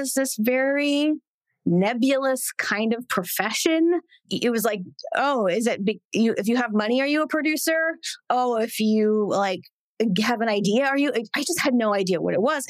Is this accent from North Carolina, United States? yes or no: no; Santa Clarita, California, United States; I grew up in Santa Clarita